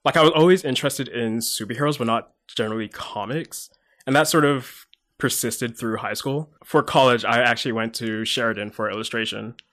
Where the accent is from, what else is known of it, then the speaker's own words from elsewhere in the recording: Mississauga, Ontario, Canada; also born or lived in London, England; Then I moved over here when I was eight, year two thousand-ish. Uh, moved to Mississauga